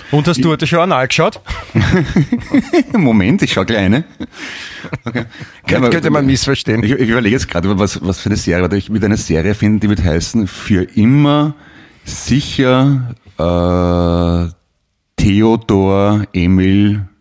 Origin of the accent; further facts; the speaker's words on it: Vienna, Austria; das fällt einem als Wiener gar nicht auf, es gibt offenbar ein paar Vokale, die, die können normale Menschen nicht aussprechen